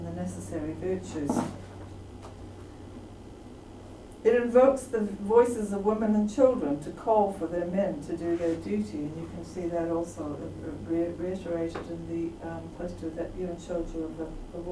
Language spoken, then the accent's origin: English; Canada; I'm also Canadian